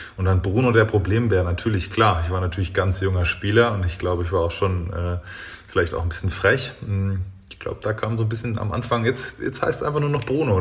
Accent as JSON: {"language": "German", "area": "Großwallstadt region", "region": "Bavaria", "country": "Germany", "tie": "born or raised there", "moved": "yes", "said": "ich bin jetzt in meiner Heimat wieder angekommen. Das war ein, am Ende Großwaldstadt"}